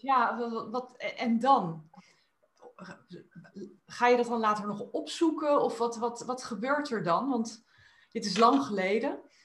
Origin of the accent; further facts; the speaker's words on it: Netherlands; als Nederlanders